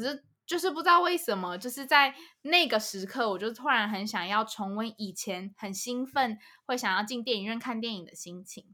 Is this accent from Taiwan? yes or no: yes; Taiwan; moved away as an adult; also born or lived in United States; 我就是台湾出生长大，我就是台湾人